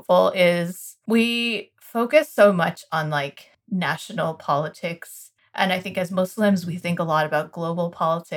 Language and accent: English; United States; as an American child